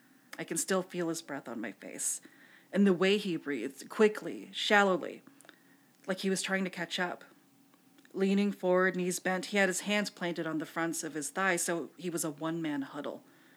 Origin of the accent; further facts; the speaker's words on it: Philippines; For I am Filipino, and as karaoke is practically the Philippines' national sport, along with basketball and cockfighting, I felt duty-bound to attend.